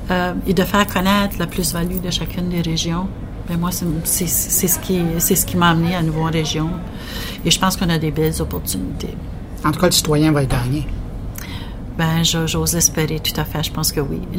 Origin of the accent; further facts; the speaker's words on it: northwest New Brunswick, Canada; je viens du nord. je viens du nord-ouest du Nouveau-Brunswick.